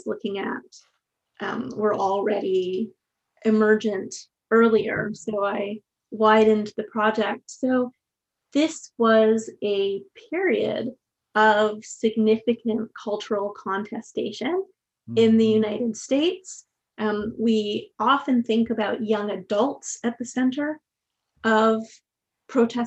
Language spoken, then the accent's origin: English; Quebec, Canada; now in Vancouver, Canada; I'm originally from Quebec, and so I was very young when the, you know, the Quiet Revolution was taking place